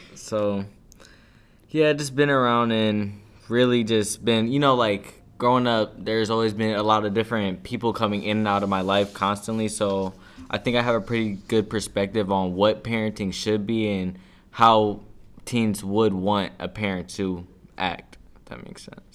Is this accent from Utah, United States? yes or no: no; Cleveland, Ohio, United States; I'm from, really from, like, all around of Cleveland, but, you know, growing up, I moved around over here, then I moved a, around over the, on the east side